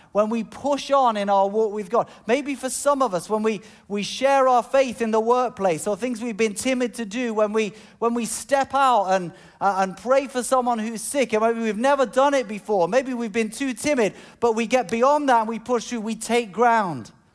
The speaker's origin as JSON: {"language": "English", "country": "United Kingdom", "tie": "born or raised there", "said": "I'm British"}